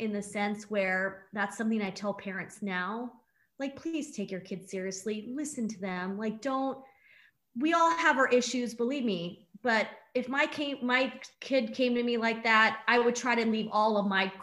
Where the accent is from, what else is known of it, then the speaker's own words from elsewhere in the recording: San Diego, California, United States; I'm from San Diego